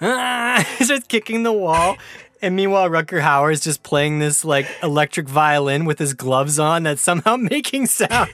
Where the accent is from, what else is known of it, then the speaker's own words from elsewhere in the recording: Prince George, British Columbia, Canada; I was born and raised in Prince George, British Columbia